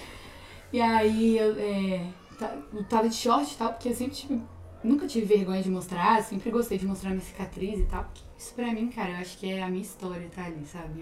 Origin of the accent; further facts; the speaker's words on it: Venda Nova do Imigrante, Espírito Santo, Brazil; moved away as an adult; now in Belo Horizonte, Brazil; lá na minha cidade, tipo, lá no Espírito Santo em si, eu era conhecida como a menina que teve câncer.